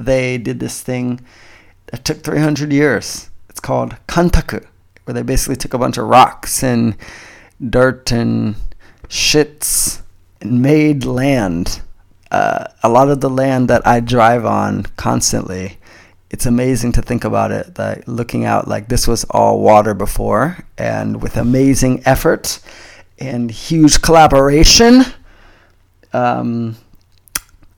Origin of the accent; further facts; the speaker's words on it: Florida, United States; moved away as an adult; now in Itoshima, Japan; I grew up in Florida in the U.S.